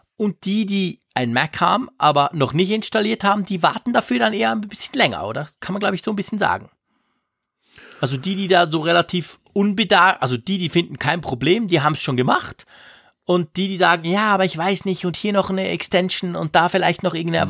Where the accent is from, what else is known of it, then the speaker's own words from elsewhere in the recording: Switzerland; bei uns in der Schweiz